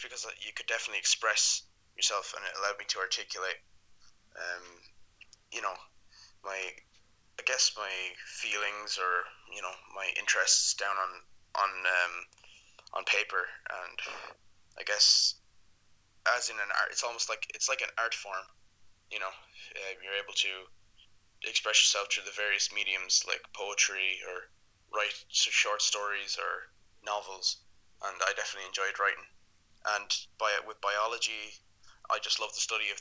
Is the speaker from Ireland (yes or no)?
yes; Ireland; I'm from Ireland